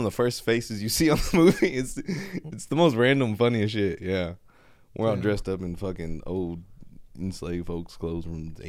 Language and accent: English; Sherman, Texas, United States; when I was in Sherman, growing up in Sherman